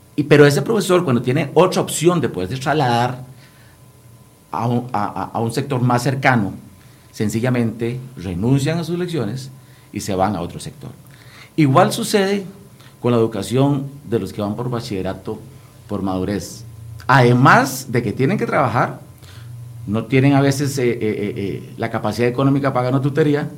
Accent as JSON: {"language": "Spanish", "region": "Guanacaste", "country": "Costa Rica", "said": "yo provengo de la provincia de Guanacaste, yo soy diputado de la provincia de Guanacaste."}